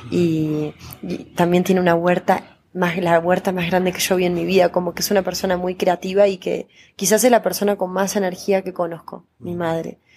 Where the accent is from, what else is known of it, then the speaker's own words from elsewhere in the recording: Córdoba, Argentina; now in Buenos Aires, Argentina; No deja de sorprender Córdoba, por eso para mí decir que soy una cordobesa me encanta.